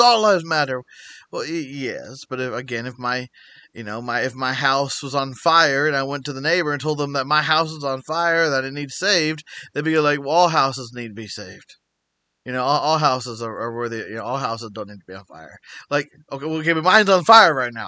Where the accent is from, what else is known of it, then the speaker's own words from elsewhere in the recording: United States; being an American